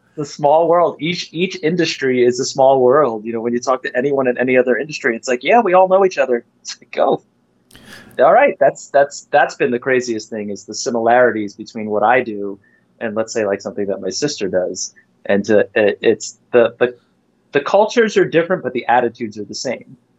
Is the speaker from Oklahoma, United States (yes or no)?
no; Farmingdale, New York, United States; I had a rough time coming up in the school system in Farmingdale